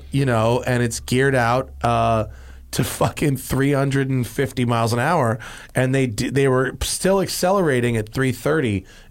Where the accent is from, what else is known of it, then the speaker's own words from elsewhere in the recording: Greenwich, Connecticut, United States; And we grew up in the same town. We're both from Greenwich.